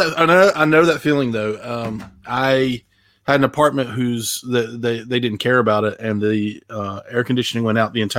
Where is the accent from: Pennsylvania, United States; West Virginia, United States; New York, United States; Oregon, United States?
West Virginia, United States; I'm from West Virginia